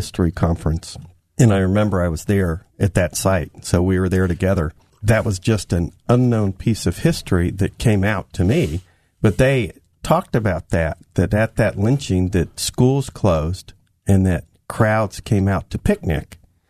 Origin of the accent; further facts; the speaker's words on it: Florida, United States; I grew up in Florida.